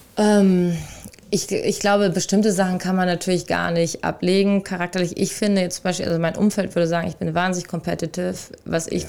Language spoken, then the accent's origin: German; Rüsselsheim, Hesse, Germany; moved away; also born or lived in Hamburg; in meiner Heimatstadt Rüsselsheim aus der Arbeiter, also ich ist ja eine Arbeiterstadt, aus der ich komme.